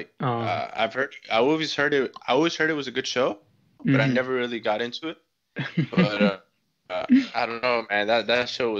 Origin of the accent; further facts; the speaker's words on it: New York City, New York, United States; now in Canada; Yeah, I am from New York. Lived there for about like seven years. And then basically just came here for school, man, for college. Canada.